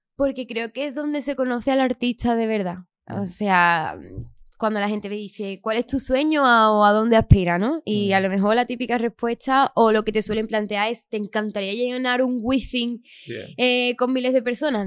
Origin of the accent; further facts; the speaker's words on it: Chiclana de la Frontera, Andalusia, Spain; now in Madrid, Spain; yo soy de Chiclana, aunque ahora estoy viviendo aquí en Madrid.